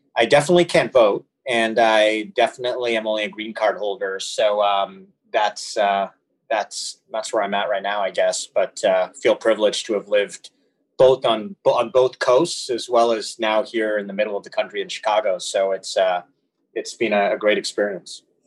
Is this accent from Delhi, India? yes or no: yes; New Delhi, Delhi, India; also born or lived in Canada; now in United States; I was born in New Delhi, and um, you know I my I had the classic kind of area where my father was working there, my mom was working, and I was very much raised by my grandmother um, over the first few years of my life